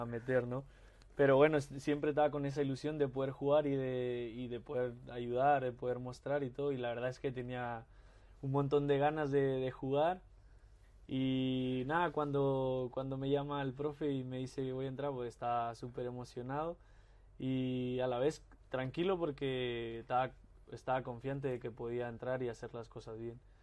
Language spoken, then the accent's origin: Spanish; Mexico; moved away as an adult; uno como, mexicano siempre quiere volver a su país